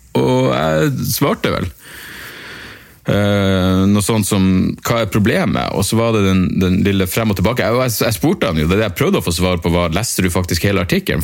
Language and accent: Norwegian; Narvik, Nordland, Norway; jeg er fra Narvik